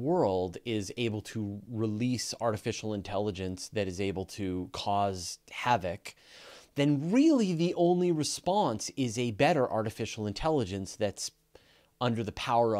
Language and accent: English; Canada; I'm Canadian